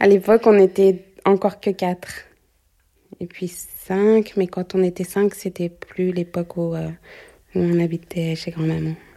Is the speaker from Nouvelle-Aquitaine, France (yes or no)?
no; Paris, Île-de-France, France; J'ai grandi euh, à Belleville